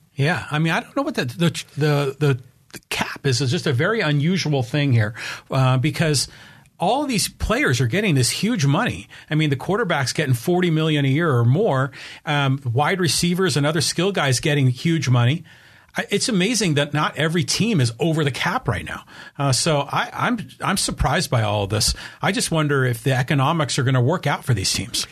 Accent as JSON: {"language": "English", "area": "Bay Area", "region": "California", "country": "United States", "tie": "born or raised there", "moved": "yes", "said": "when I grew up back in the Bay Area, you know, in the seventies"}